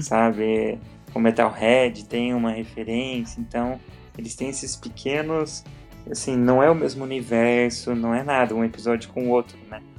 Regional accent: Minas Gerais, Brazil; now in Curitiba, Brazil; Eu mudei de Minas para cá, para Curitiba

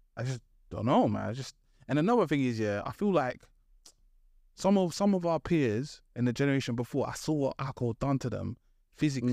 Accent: London, United Kingdom; I grew up in East London.

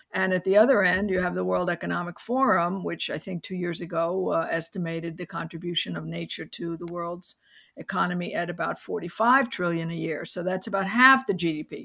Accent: New York City, New York, United States; I grew up in New York City

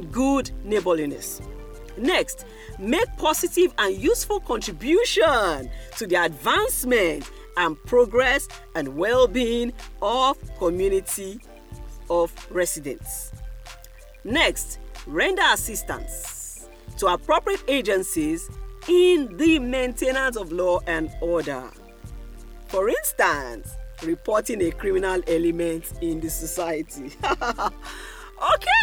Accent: Nigeria; Nigerians like you

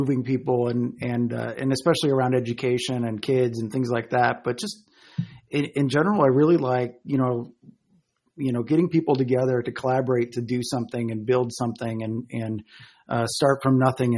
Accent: Chicago, Illinois, United States; moved away as an adult; also born or lived in Colorado; I grew up in the Chicago area and moved to Colorado when I was 24.

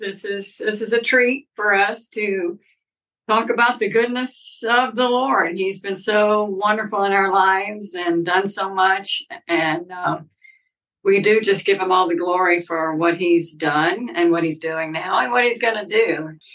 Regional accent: Jackson, Mississippi, United States; also born or lived in Memphis, Tennessee; Yeah, I grew up here in Jackson, Mississippi. Wasn't born here. I was born in Memphis, Tennessee, but moved to Jackson when I was three. Oldest of four girls, and started dancing when I was very young.

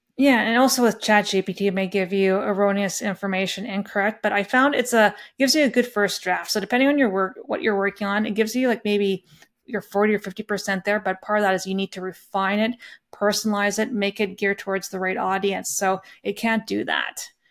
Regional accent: Lethbridge, Alberta, Canada; I grew up in a small farm town just by Lethbridge, Alberta

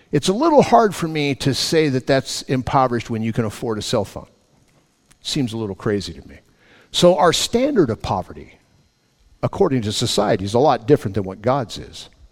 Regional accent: Los Angeles, California, United States; When I was a kid, growing up in Los Angeles, my mom and dad had six healthy young men

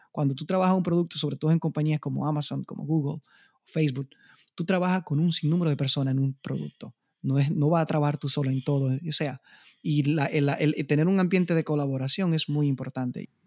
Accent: Dominican Republic; moved away; con mi inglés machucado, como decimos en la República Dominicana

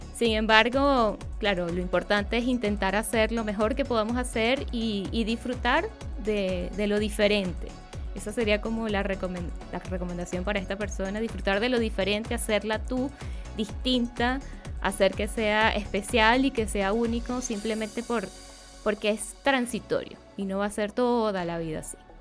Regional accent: Venezuela; now in Chile; en el país de donde yo vengo, en Venezuela

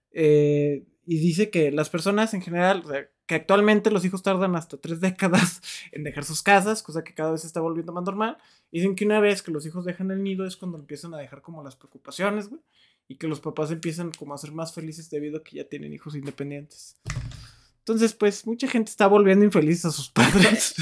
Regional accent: Mexico; los mexicanos no somos así despectivos

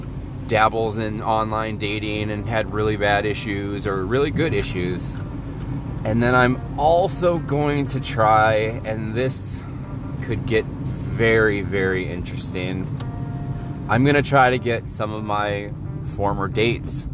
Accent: Northwest Indiana, United States; I'm from Northwest Indiana, about, I'd say, 30 minutes away from Chicago

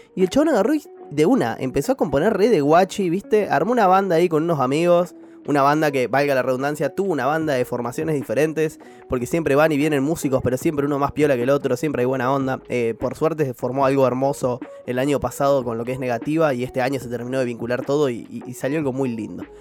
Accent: Zárate, Buenos Aires Province, Argentina; Nosotros somos de Zárate

